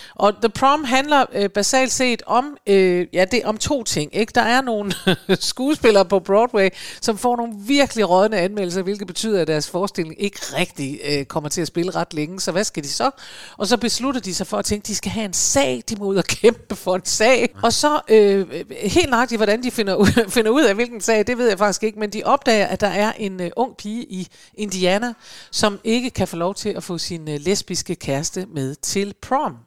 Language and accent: Danish; Aalborg, North Denmark Region, Denmark; hjemme i Aalborg i min ungdom